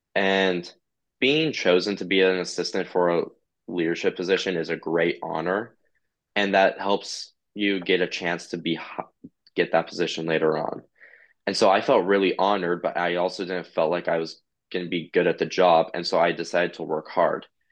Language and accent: English; Idaho, United States; I'm from Idaho